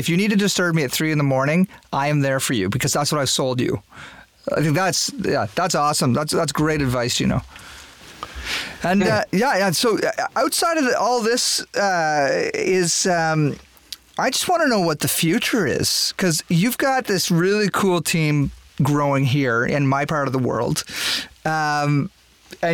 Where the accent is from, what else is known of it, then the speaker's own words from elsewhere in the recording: New Brunswick, Canada; guys, we're going to go in there and we're going to own this place because we're from New Brunswick.